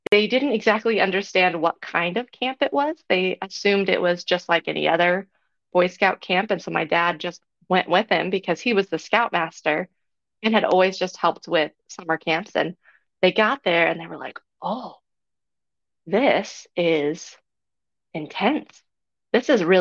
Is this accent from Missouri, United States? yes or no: yes; Columbia, Missouri, United States; I am from Columbia, Missouri